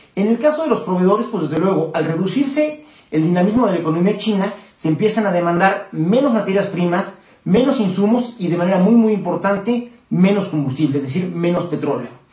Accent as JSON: {"language": "Spanish", "country": "Mexico"}